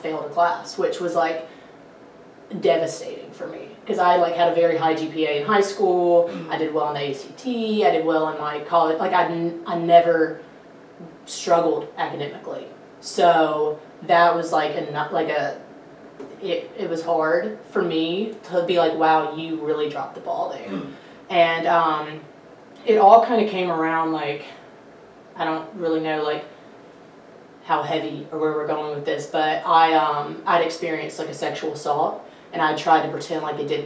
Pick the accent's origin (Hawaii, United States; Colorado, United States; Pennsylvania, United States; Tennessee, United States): Tennessee, United States; Somerville; moved away as an adult; now in Memphis, United States; Somerville, Tennessee. I don't know if you know where that is, but it's Fayette County. It's like an hour from here, east. and it's a really small town.